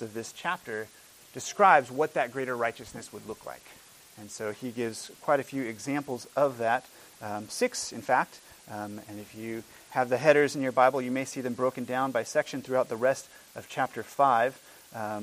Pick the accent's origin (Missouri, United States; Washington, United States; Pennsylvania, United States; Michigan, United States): Washington, United States; when I was a boy growing up in Washington State